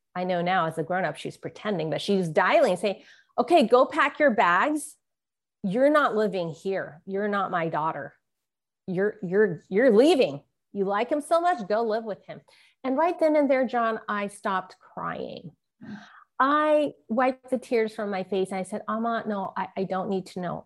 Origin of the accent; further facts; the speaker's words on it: San Francisco, California, United States; When I was growing up in San Francisco Chinatown